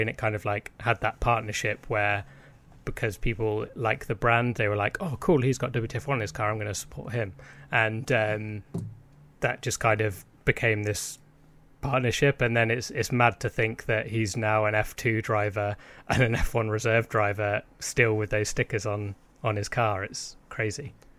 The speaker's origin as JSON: {"language": "English", "country": "United Kingdom"}